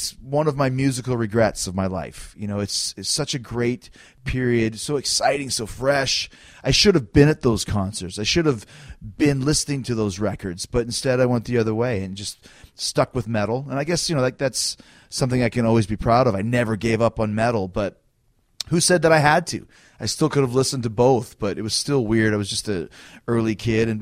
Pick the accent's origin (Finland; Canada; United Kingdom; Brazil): Canada; I'm from Canada